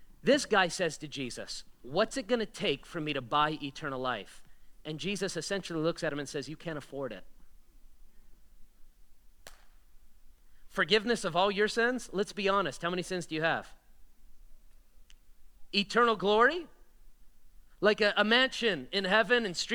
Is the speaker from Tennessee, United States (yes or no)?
no; Las Vegas, Nevada, United States; also born or lived in Florida; I was born and raised in Vegas, but I moved to Florida for college, came back here